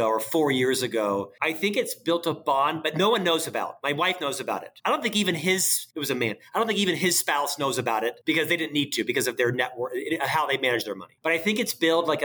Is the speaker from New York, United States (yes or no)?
no; Florida, United States; now in Utah, United States; I'm from the South. I live in Utah, but I'm from Florida